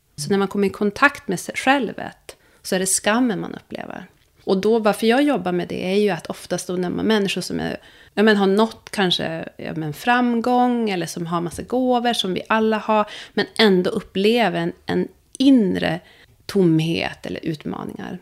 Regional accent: Sweden; also born or lived in Ethiopia; Jag är adopterad från Etiopien. Jag kom till Sverige när jag var tio veckor gammal

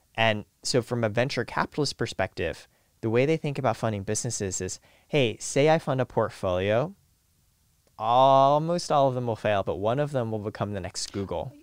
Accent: Canada; moved away; also born or lived in Silicon Valley; I was born in Canada next to a nuclear power plant

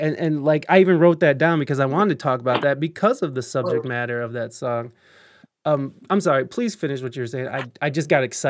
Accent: Canada; you fuck freedom of speech, I'm Canadian.

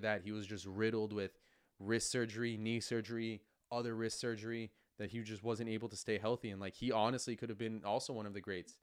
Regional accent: New York, United States; growing up in New York, we're so spoiled to have the U S Open in our backyard

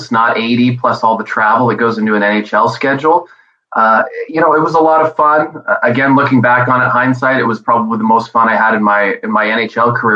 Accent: Montreal, Quebec, Canada; I was born in Montreal

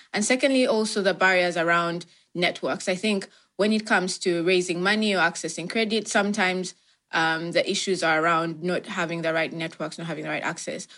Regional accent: Uganda; moved away as an adult; now in London, United Kingdom; born and raised in Uganda, and that's where I, you know, lived most of my life

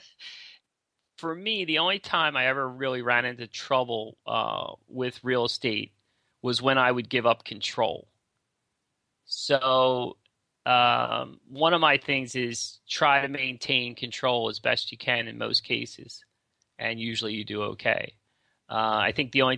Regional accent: Philadelphia, Pennsylvania, United States; I'm from Philly

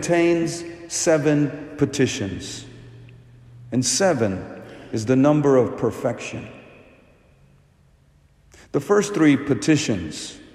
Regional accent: India; I'm from India

